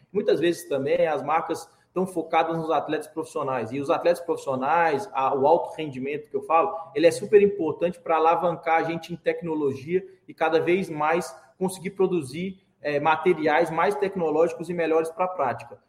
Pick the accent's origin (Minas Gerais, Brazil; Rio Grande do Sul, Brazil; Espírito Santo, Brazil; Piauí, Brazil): Minas Gerais, Brazil; Belo Horizonte; Eu sou de Belo Horizonte, morava na época em Belo Horizonte